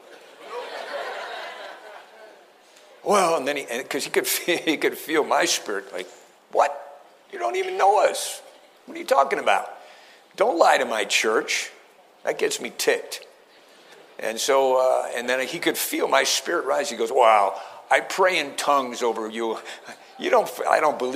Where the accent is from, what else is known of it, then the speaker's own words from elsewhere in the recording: East Coast, United States; I'm from the East Coast.